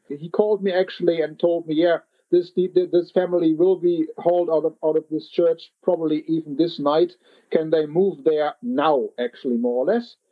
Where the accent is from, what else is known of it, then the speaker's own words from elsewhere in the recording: Berlin, Germany; now in Netherlands; I'm I'm German uh, by origin. I come from Berlin